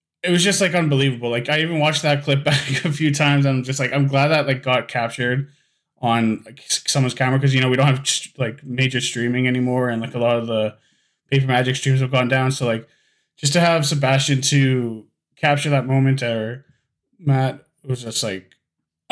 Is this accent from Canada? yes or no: yes; Winnipeg, Manitoba, Canada; I'm from Winnipeg, Manitoba